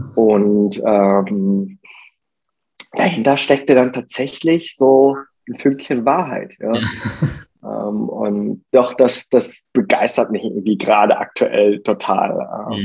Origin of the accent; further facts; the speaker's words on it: Germany; ich bin in Deutschland geboren und aufgewachsen, aber mein Ursprung liegt äh, in Korea